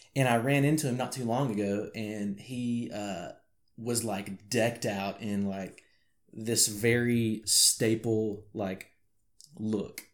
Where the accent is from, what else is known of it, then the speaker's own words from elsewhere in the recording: Arkansas, United States; accent: country; I may sometimes sound country because I'm from Arkansas